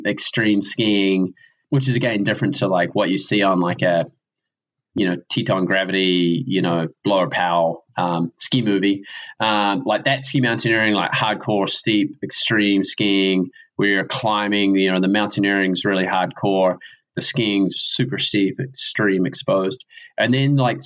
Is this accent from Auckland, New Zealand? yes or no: no; Riverton, Southland, New Zealand; accent: southern; also born or lived in Wanaka; now in Dunedin, New Zealand; I grew up in Riverton, way down south, like on the south coast